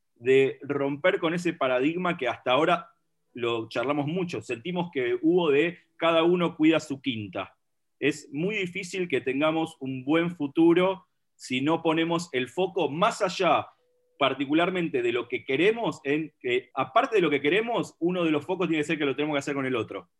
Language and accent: Spanish; Villa Lynch, Buenos Aires, Argentina; Vengo del barrio memorable de Villalinch, al igual que el señor Ale Abramovich